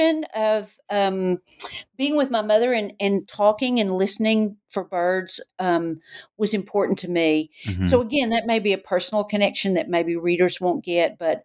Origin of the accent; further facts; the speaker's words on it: Knoxville, Tennessee, United States; growing up in Knoxville